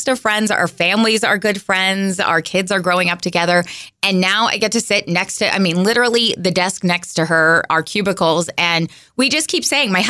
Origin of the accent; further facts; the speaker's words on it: West Coast, United States; moved away as an adult; also born or lived in Boise, Idaho; now in Central Illinois, United States; I'm from the West Coast